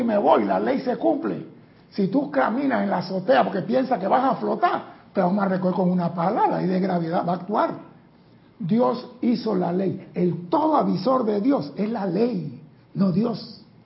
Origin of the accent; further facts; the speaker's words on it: Panama; mi país